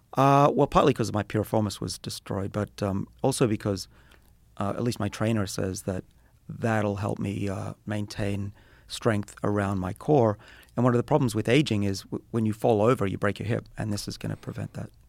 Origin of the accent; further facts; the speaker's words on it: Australia; moved away; I'm Australian